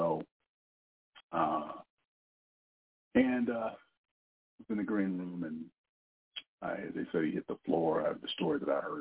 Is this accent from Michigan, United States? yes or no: yes; Lansing, Michigan, United States; growing up in Lansing, Michigan